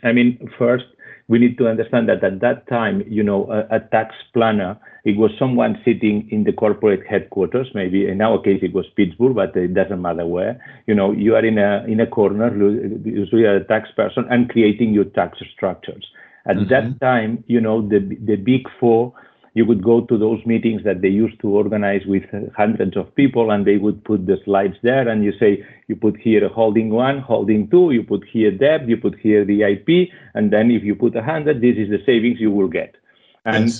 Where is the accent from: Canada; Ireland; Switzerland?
Switzerland; accent: Spanish; English is a second language; also born or lived in Spain; I was born in Spain and uh, grown in uh, in Switzerland